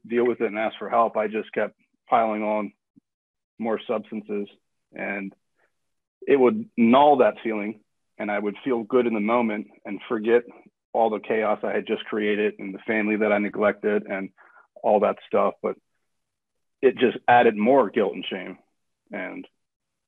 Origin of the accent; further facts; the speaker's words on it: Wilmington, Delaware, United States; also born or lived in Florida; now in Gilbert, United States; I'm originally from Wilmington, Delaware.